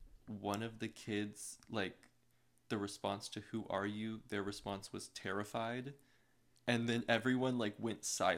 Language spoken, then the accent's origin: English; Austin, Texas, United States; So I was born in Austin.